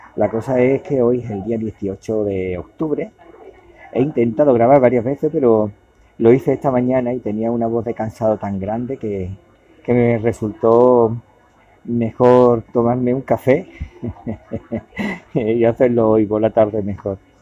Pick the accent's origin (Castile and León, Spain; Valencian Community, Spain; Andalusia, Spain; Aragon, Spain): Andalusia, Spain; Cádiz; moved away as an adult; now in Málaga, Spain; de donde yo soy, que es en Cádiz